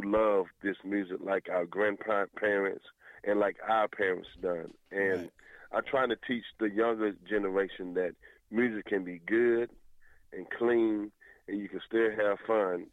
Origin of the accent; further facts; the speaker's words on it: Winston-Salem, North Carolina, United States; I am original from Winston Salem, North Carolina